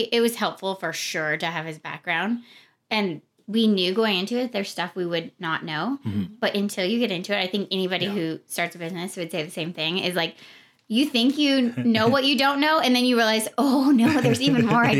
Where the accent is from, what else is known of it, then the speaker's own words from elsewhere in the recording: Nebraska, United States; now in Arizona, United States; We're originally both from Nebraska, but we did both go to U of A.